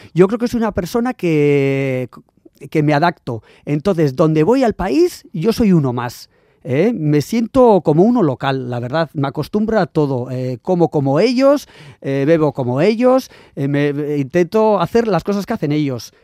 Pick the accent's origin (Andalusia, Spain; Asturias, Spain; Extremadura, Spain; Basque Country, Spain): Basque Country, Spain; San Sebastián; moved away as an adult; also born or lived in Sydney, Australia / London; yo que vengo aquí de San Sebastián